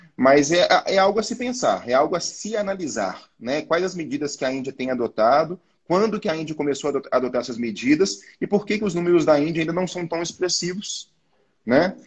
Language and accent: Portuguese; Brazil; Eu sou brasileiro, apesar de família de origem é, indiana.